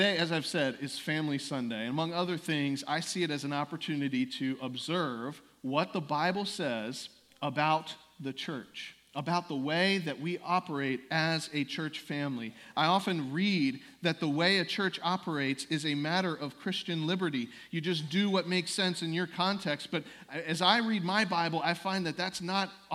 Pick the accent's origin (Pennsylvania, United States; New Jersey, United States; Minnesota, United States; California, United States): Pennsylvania, United States; the Northeast; moved away as an adult; also born or lived in South Carolina; I grew up in the Northeast, but I attended college in South Carolina. And during those years, obviously, I only got bits and pieces of what was going on at my home church back in Pennsylvania.